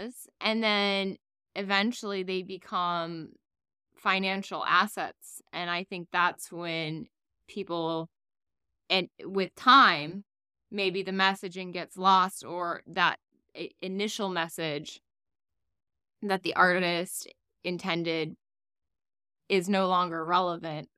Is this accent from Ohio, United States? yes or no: no; South Florida, United States; also born or lived in Miami; I grew up in South Florida.